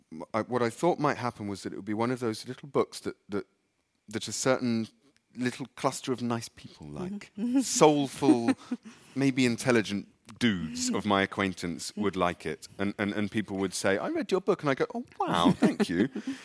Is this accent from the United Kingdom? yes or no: yes; England, United Kingdom; I'm English.